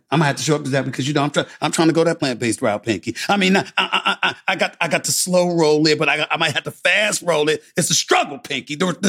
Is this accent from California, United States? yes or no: no; New York City, New York, United States; even though I'm from the North, I'm from New York City, but I went to school in the South.